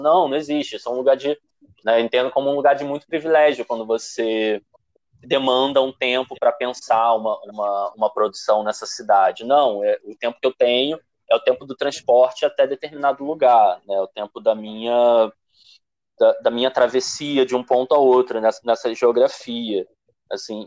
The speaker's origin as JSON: {"language": "Portuguese", "region": "Rio de Janeiro", "country": "Brazil", "said": "Eu sou de Padre Miguel"}